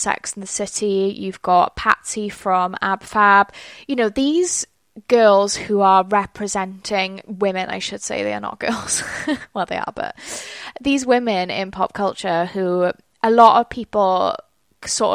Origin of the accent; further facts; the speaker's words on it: South Wales, United Kingdom; I am from South Wales. And I'm certainly not part of like the London scene. Like I didn't go to school in London.